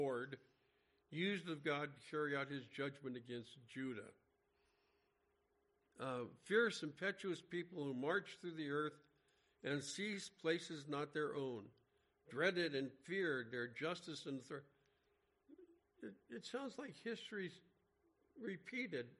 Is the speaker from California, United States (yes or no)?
yes; Los Angeles, California, United States; where we grew up in the San Fernando Valley